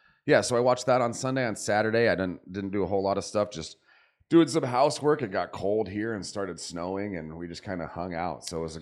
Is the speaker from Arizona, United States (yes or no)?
yes; Arizona, United States; also born or lived in California; I was born in California, grew up in Arizona.